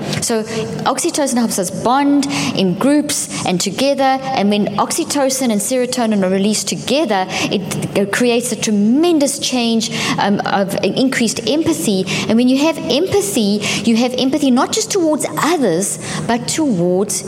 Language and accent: English; South Africa; moved away; also born or lived in Zimbabwe; I come from South Africa